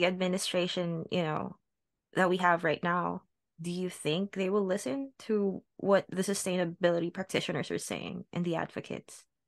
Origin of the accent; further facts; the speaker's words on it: Las Piñas, Metro Manila, Philippines; I grew up in the Philippines. I grew up in Las Piñas